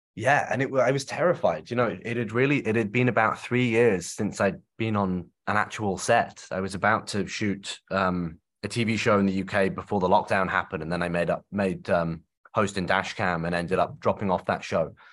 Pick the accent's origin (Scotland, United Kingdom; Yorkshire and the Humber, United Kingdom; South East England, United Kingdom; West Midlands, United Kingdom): West Midlands, United Kingdom; Shropshire; I grew up in, I grew up in Shropshire in the, in the countryside